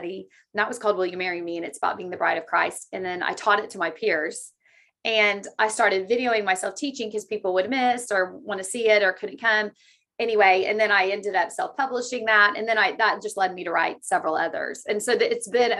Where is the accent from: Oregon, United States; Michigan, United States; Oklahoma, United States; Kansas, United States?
Oklahoma, United States; I was born in Oklahoma and I've just lived here my whole life